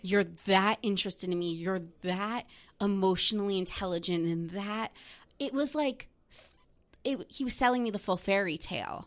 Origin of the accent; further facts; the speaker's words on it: New Jersey, United States; I'm from New Jersey. Melissa and Teresa live in my hometown